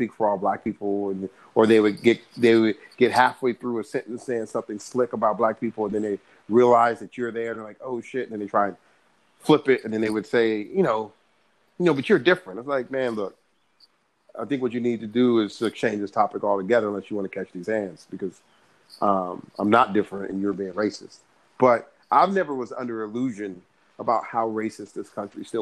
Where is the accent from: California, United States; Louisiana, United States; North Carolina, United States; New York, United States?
California, United States; born and raised in California